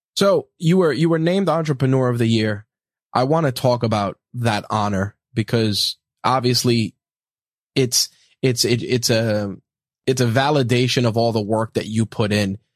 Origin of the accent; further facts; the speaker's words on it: New York, United States; being a New Yorker